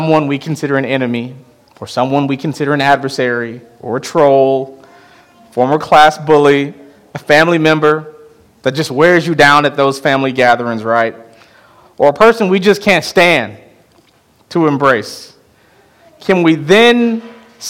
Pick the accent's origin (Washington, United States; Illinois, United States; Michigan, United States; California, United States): Illinois, United States; Chicago; moved away; my hometown of Chicago